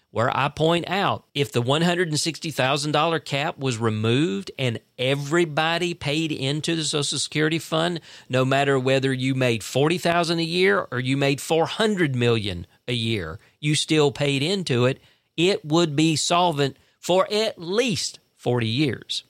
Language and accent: English; South Central Georgia, United States; I tell 'em I'm from South Central Georgia